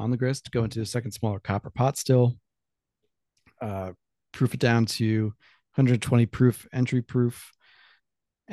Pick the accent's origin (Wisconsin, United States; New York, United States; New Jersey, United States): New York, United States; I'm a New Yorker